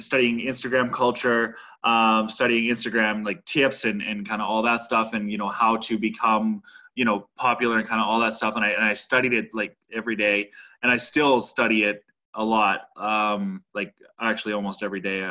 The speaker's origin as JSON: {"language": "English", "town": "Saskatoon", "region": "Saskatchewan", "country": "Canada", "tie": "born or raised there", "moved": "as an adult", "said": "I grew up in Saskatoon, Saskatchewan, and worked in the industry there for my whole life before I moved to where I am now doing what I'm doing"}